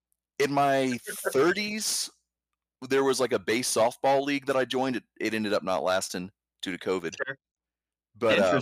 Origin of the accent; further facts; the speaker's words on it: Houston, Texas, United States; I'm from Houston